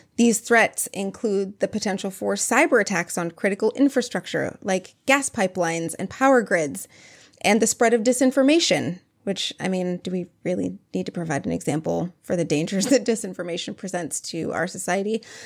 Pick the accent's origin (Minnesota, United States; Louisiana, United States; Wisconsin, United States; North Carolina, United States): Minnesota, United States; I am from Minnesota, where we say eggs and beg